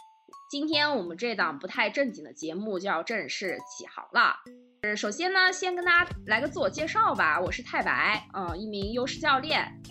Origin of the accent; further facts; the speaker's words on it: southern China, China; 我是南方人